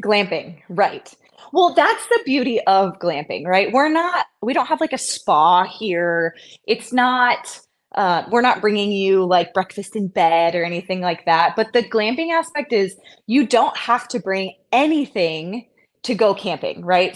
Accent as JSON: {"language": "English", "area": "the Bay Area", "region": "California", "country": "United States", "tie": "born or raised there", "also_born_or_lived": "San Jose", "lives_now": "Santa Cruz, United States", "said": "I grew up in the Bay Area for sure, but not, I wasn't in Santa Cruz"}